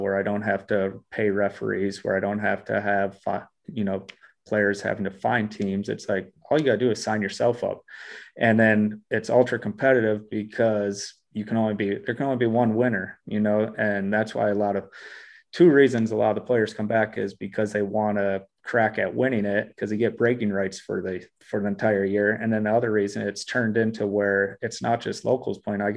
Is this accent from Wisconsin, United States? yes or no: yes; Black River Falls, Wisconsin, United States; moved away as an adult; also born or lived in Eau Claire, Wisconsin / Milwaukee, Wisconsin / Australia; now in Minneapolis, United States; the saucepan is the actual basketball court in my hometown